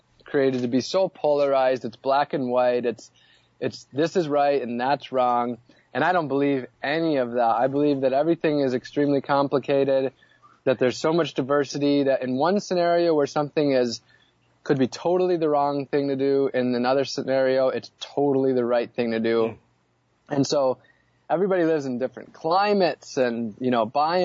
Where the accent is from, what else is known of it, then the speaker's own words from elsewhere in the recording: Wisconsin, United States; now in Orlando, United States; I grew up in Wisconsin on Lake Superior